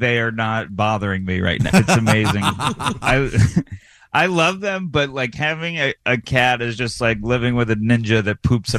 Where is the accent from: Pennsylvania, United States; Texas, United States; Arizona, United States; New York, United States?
New York, United States; Syracuse; also born or lived in Astoria, Queens, New York City; now in New York City, United States; I'm from Syracuse, but I live in New York City now.